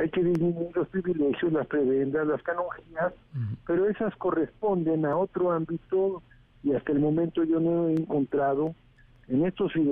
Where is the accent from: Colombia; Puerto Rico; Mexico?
Mexico; que somos todos los mexicanos que estamos buscando justicia.